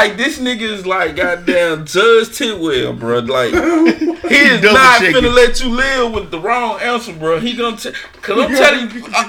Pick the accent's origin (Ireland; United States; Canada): United States; Mississippi; I'm from Mississippi. I ain't been nowhere farther north than St. Louis